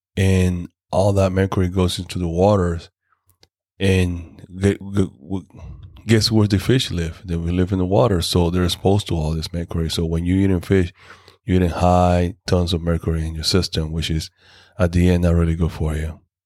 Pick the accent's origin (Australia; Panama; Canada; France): Panama; in my hometown in Panama